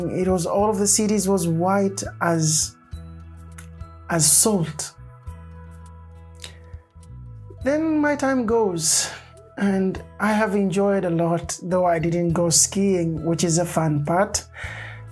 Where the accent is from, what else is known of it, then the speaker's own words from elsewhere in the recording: Tanzania; moved away as an adult; also born or lived in Norway; now in Kristiansand, Norway; I'm from Tanzania